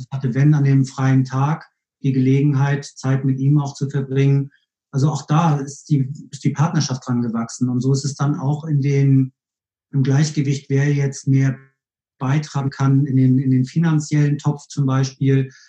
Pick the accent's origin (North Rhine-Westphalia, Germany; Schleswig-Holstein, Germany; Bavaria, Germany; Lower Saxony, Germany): Schleswig-Holstein, Germany; Kiel; also born or lived in Hamburg / Bielefeld; now in Cologne, Germany; ich kam aus Kiel, also ich bin gebürtig aus Kiel, habe in Hamburg gelebt